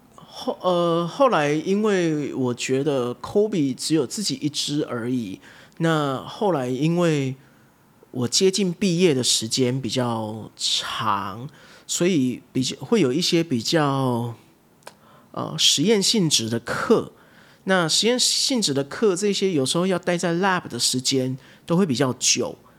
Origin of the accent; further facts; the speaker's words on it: Taiwan; moved away as an adult; also born or lived in United States; 我在台湾我其实是一个都市长大的小孩